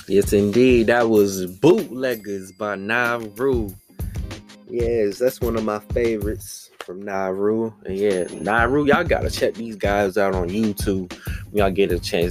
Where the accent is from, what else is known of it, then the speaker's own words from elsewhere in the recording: Washington, District of Columbia, United States; my hometown, Washington DC.